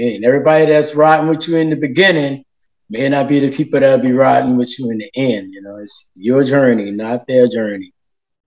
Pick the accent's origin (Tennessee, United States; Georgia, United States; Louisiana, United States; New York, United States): Louisiana, United States; New Orleans; I'm from New Orleans